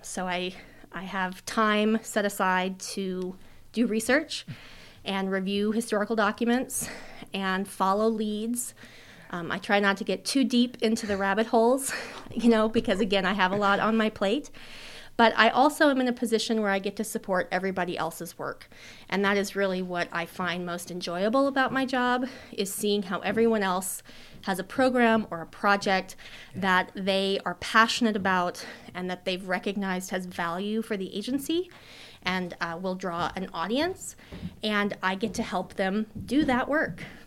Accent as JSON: {"language": "English", "region": "Colorado", "country": "United States", "moved": "as an adult", "lives_now": "Idaho, United States", "said": "I'm originally from Colorado."}